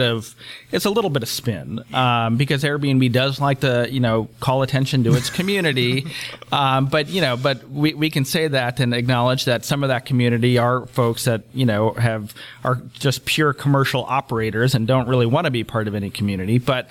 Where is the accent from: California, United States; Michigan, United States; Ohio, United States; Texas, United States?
Ohio, United States; Cleveland; Like, I'm from Cleveland, Ohio. I cannot imagine that it's very high on anybody's travel list.